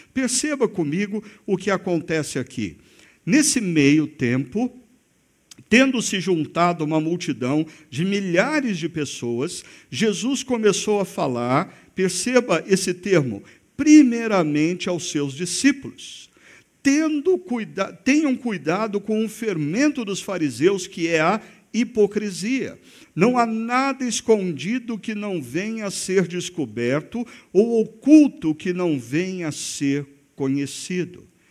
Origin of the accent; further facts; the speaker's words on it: Brazil; como brasileiros